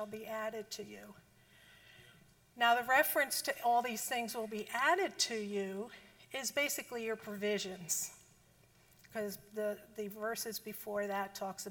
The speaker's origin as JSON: {"language": "English", "region": "New Jersey", "country": "United States", "accent": "Jersey", "moved": "yes", "said": "I'm from Jersey. And if you couldn't tell from the accent"}